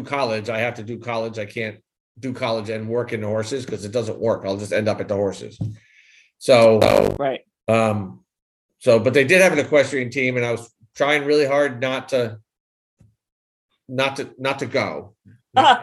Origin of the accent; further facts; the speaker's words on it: Westchester, New York, United States; now in Albion, United States; growing up in Westchester, and it's not the Westchester that it is now